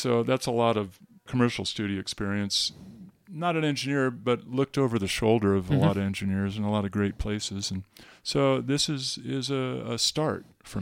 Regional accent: California, United States; I grew up in California

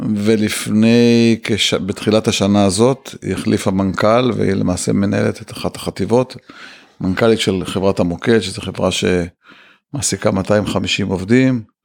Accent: Ramat Gan, Tel Aviv District, Israel; also born or lived in Bnei Brak / Kfar HaYarok; אני גדלתי ברמת גן, בני ברק רמת גן לסירוגין, אבל בגיל 13 וקצת עברתי לכפר הירוק

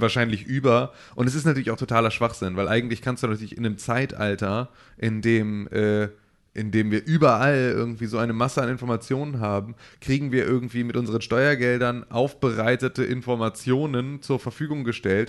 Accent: Germany; als Deutsche

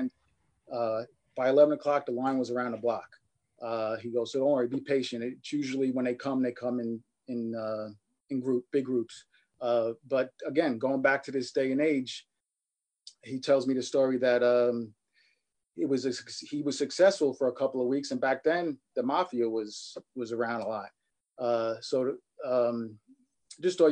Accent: New York City, New York, United States; growing up in Queens was pretty cool

